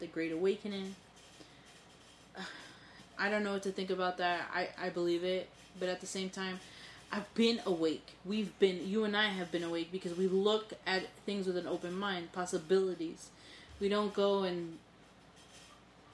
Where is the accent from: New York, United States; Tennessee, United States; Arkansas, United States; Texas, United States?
New York, United States; I was born and raised in New York